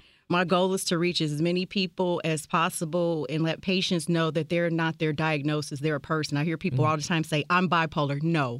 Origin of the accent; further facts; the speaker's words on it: Cincinnati, Ohio, United States; I grew up in South Cumminsville, and I graduated from Hughes High School in 1991.